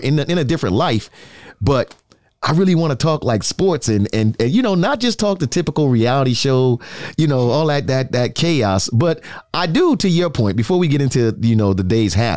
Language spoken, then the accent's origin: English; New York City, New York, United States; now in Tampa, United States; I'm from the Bronx